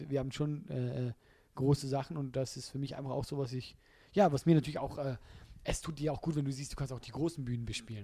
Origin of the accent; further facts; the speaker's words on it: Switzerland; als Schweizer